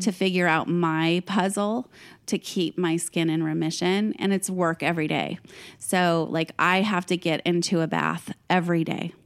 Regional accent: Fresno, California, United States; I grew up in Fresno, which is this tiny little town, well, not tiny

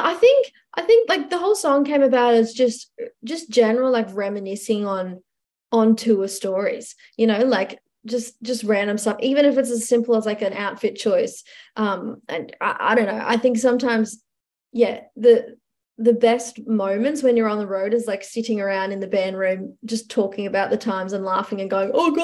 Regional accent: Gympie, Queensland, Australia; the Gympie Music Master, I mean, I'm excited. It's my hometown show.

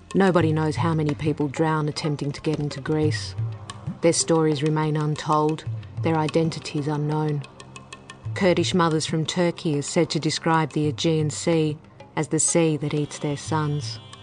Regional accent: Australia; Έλληνο-Αυστραλέζα είμαι.

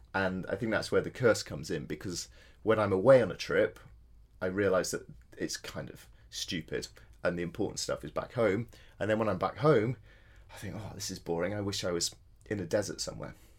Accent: Yorkshire Dales, Yorkshire and the Humber, United Kingdom; moved away as an adult; also born or lived in Edinburgh; I grew up in the Yorkshire Dales, so I had a very outdoor uh, had a very outdoor childhood

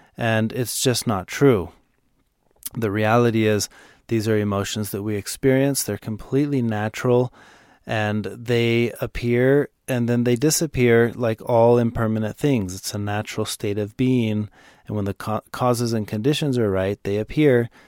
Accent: Dallas, Texas, United States; I'm from Dallas

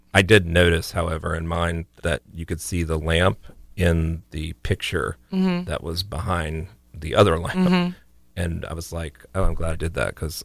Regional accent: Sarasota, Florida, United States; also born or lived in Tampa, Florida / Melbourne, Florida; I was born in Sarasota, lived in Tampa, Melbourne.

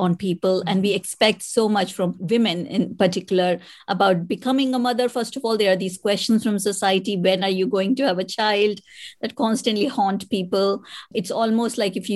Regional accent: India; moved away as an adult; now in United Kingdom; I was born in India and I am a mother

